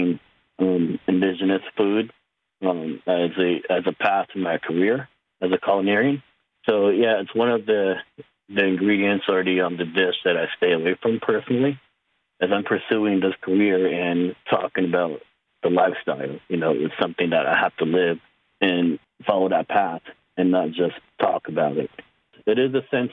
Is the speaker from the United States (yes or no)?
yes; Dennehotso, Arizona, United States; I'm from a small community called Benahoto, Arizona, which is on the Navajo Nation, northeast area of the Navajo Nation.